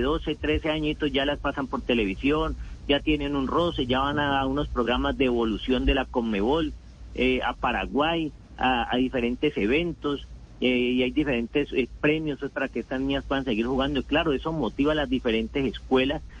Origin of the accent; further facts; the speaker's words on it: Colombia; Como todo colombiano